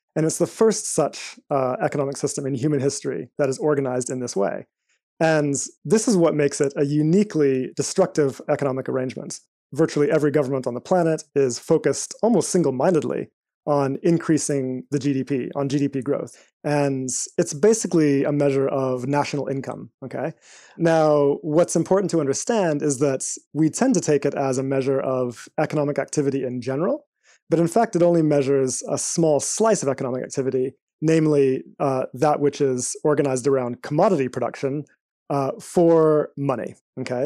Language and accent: English; Eswatini; also born or lived in United States; now in United Kingdom; I spent most of my life in a small country in Southern Africa called Swaziland